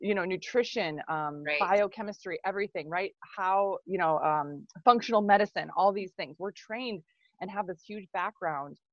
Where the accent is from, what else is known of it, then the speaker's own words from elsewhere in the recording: Minnesota, United States; I'm from Minnesota. So I actually live in Minneapolis.